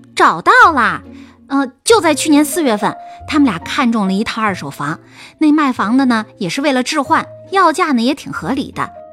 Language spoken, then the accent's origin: Chinese; Jiaodong, Shandong, China; 我是胶东那边的人